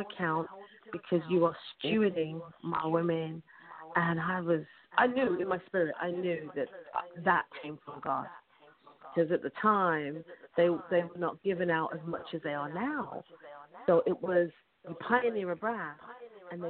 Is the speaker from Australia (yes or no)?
no; United Kingdom